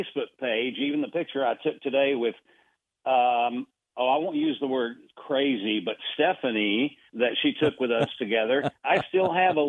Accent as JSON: {"language": "English", "region": "Buenos Aires", "country": "Argentina", "tie": "born or raised there", "said": "I was born and raised in Buenos Aires, Argentina. So I am still celebrating the World Cup with Messi"}